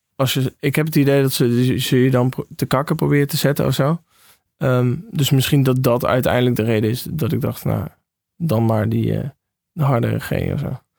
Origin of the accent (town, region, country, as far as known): Veulen, Limburg, Netherlands; born or raised there; moved away as an adult; now in Amsterdam, Netherlands